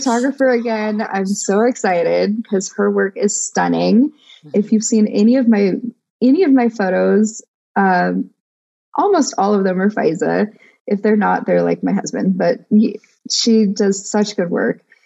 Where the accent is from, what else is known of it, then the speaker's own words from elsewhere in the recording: United States; I'm Greek, Hungarian, and Persian by blood, and I'm American by, you know, culture.